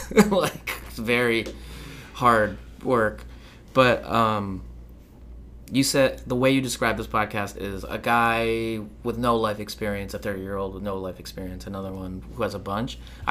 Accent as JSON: {"language": "English", "country": "Philippines", "said": "I think that's why I'm angry all the time, because I'm Filipino."}